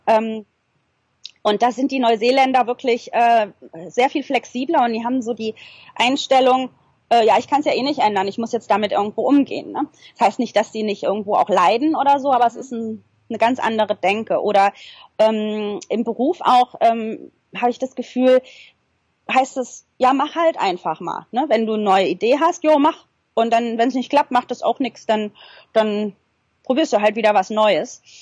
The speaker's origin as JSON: {"language": "German", "country": "Germany", "moved": "as an adult", "lives_now": "New Zealand", "said": "bei uns in Deutschland"}